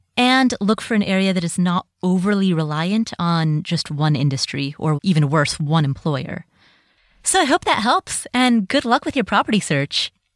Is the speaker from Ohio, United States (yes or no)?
yes; Cincinnati, Ohio, United States; moved away; I grew up in Cincinnati, Ohio